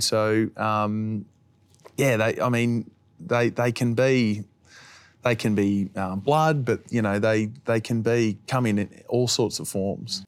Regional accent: Finley, New South Wales, Australia; I was once a kid growing up in Finley

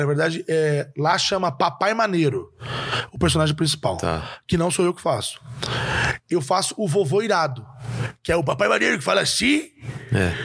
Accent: interior of Minas Gerais, Brazil; eu sou do interior de Minas

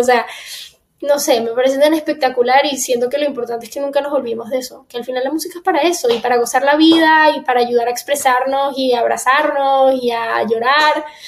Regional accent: Miami, Florida, United States; also born or lived in Caracas, Venezuela; Yo me fui de Venezuela a los seis años, me mudé para acá, a Miami, y llevo ya más de la mitad de mi vida viviendo en Miami

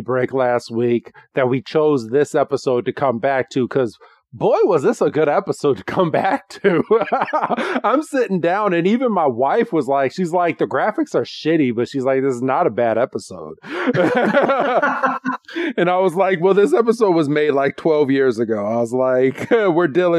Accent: Illinois, United States; we're from the Illinois area

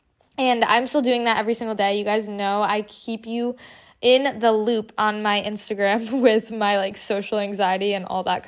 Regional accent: Connecticut, United States; So what happened was my friend was seeing this therapist and we are from Connecticut, so she was doing coastal Connecticut counseling.

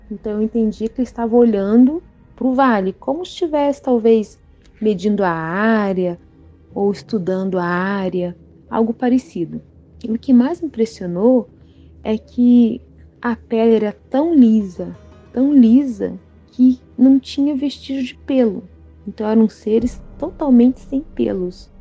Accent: Espírito Santo, Brazil; now in Bombinhas, Brazil; a minha terrinha natal ela deixou lembranças maravilhosas

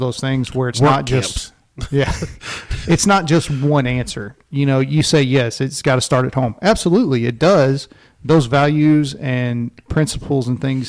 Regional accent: Louisiana, United States; whenever I was growing up in Louisiana

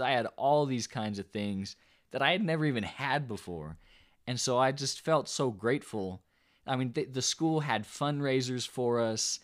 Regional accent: the South, United States; we're, we're from the South

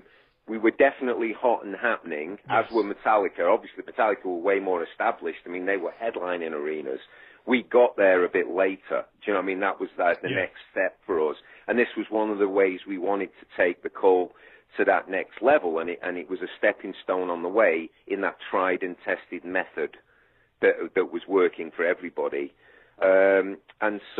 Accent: Manchester, North West England, United Kingdom; moved away; I'm growing up in like a council estate in Manchester

